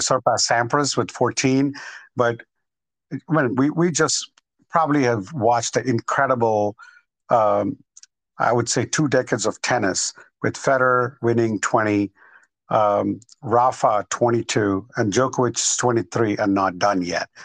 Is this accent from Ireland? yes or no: no; India; moved away; I grew up in India till about right. 1993